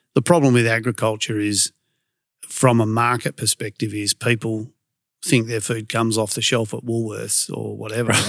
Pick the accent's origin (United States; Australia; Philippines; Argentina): Australia; Perth, Western Australia; I was, uh, born and raised in Carrnup